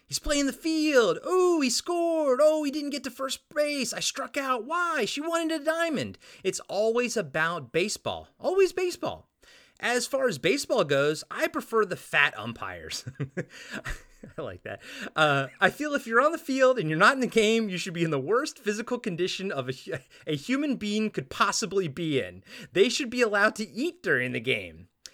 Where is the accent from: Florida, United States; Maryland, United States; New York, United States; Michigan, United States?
Maryland, United States; I'm from Maryland.